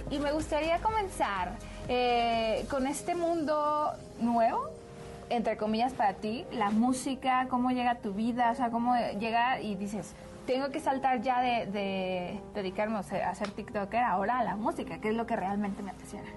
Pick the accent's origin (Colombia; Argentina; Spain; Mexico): Mexico; Guadalajara, Jalisco; moved away; yo no soy de aquí, pero yo, o sea, soy, soy de Guadalajara, que también ah, es parte de México.